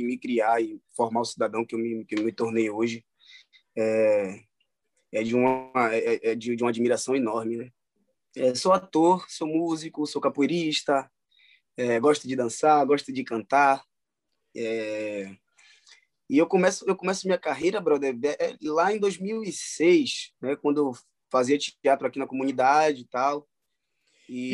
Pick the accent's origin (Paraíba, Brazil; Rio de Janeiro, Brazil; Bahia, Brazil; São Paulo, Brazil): Bahia, Brazil; Salvador; eu sou natural de Salvador, né? Sou soteropolitano, baiano da gema.